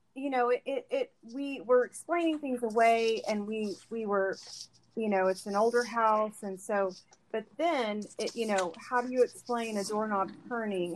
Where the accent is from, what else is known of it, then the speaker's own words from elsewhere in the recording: Bixby, Oklahoma, United States; i am a native oklahoman i grew up in bixby